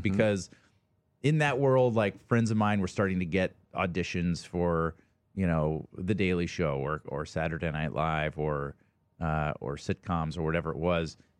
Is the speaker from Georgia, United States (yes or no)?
yes; Atlanta, Georgia, United States; moved away as an adult; also born or lived in Ohio; I grew up in Atlanta, Georgia